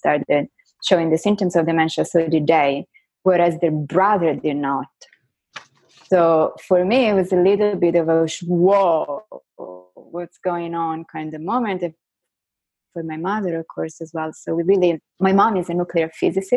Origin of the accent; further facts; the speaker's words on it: Florence, Tuscany, Italy; first language Italian; English is a second language; moved away as an adult; now in United States; I was born and raised in Florence in Italy, but I went to a French high school. So I think, you know, Italian is my first language and French is my second language. So English is my third